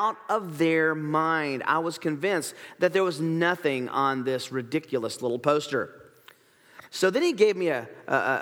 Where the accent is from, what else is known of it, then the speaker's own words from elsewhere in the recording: Tennessee, United States; I grew up in Tennessee